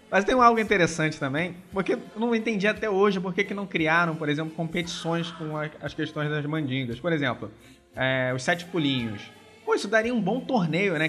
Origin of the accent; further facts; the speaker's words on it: Brazil; eu não sou alemão, sou brasileiro